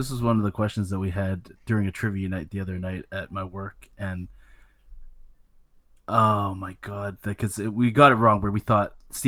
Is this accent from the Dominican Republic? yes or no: no; Canada; Even as a Canadian